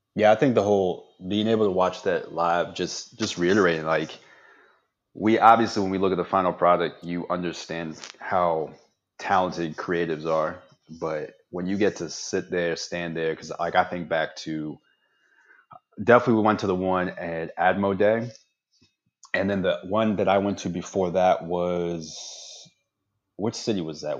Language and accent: English; Fort Washington, Maryland, United States; I'm from Fort Washington from way back when